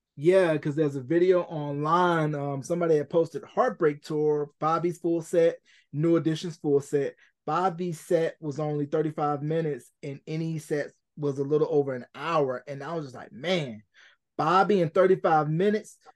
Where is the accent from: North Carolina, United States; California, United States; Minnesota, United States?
North Carolina, United States; Gaston; also born or lived in Richmond, Virginia; I am originally from Gaston, North Carolina, born in Richmond, Virginia